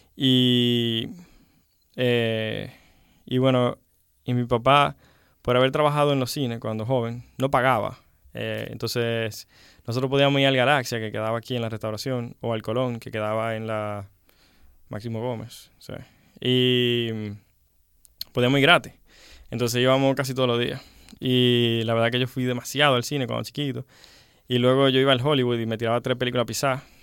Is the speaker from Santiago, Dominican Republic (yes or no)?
yes; Santiago de los Caballeros, Santiago, Dominican Republic; accent: Dominican; Realmente nací en el Rincón Largo. Y eh, y me crié como hasta los 12 en el Rincón Largo y luego eh, nos mudamos a Gurabo